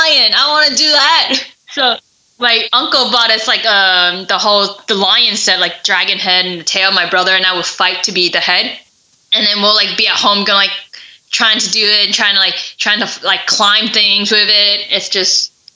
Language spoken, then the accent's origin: English; New York, United States; I'm from New York